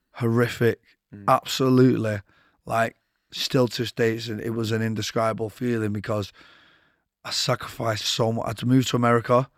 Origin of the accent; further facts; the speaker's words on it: Manchester, North West England, United Kingdom; I grew up in Withington